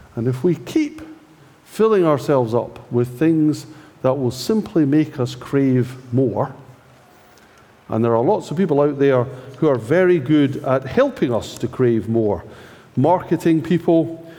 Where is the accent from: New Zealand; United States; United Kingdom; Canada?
United Kingdom; Scotland; I'm Scottish